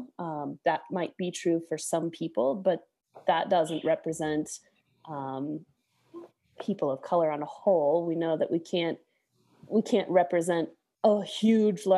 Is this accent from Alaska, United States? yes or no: yes; Alaska, United States; when I was growing up in Alaska as a kid.